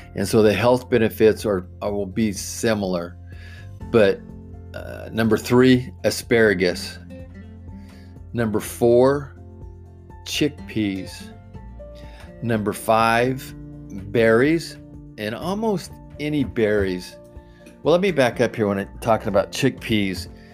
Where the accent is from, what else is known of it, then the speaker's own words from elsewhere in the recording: Oregon, United States; I'm, I'm from Oregon